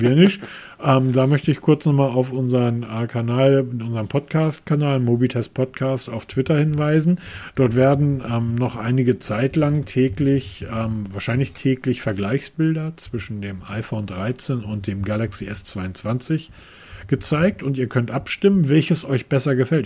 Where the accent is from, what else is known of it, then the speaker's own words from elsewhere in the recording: Hamburg, Germany; ich als Hamburger